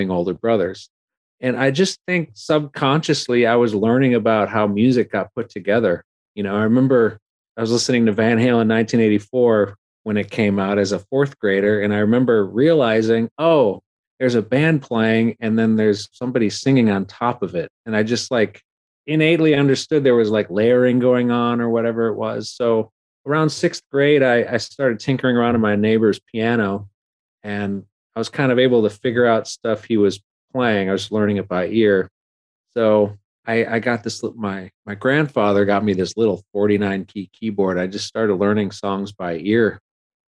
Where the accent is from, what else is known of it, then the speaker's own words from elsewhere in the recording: Milwaukee, Wisconsin, United States; I'm from Milwaukee